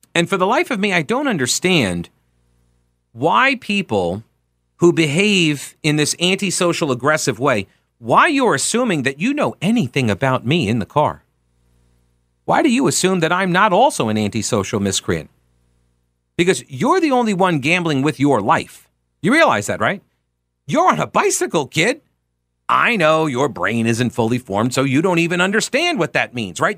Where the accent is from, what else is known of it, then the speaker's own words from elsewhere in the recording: Long Island, New York, United States; now in Charlotte, United States; we were on Long Island